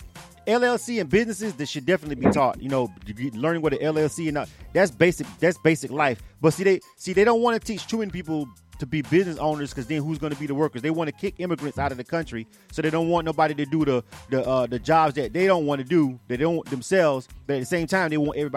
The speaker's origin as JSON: {"language": "English", "region": "Florida", "country": "United States", "said": "I'm from Florida"}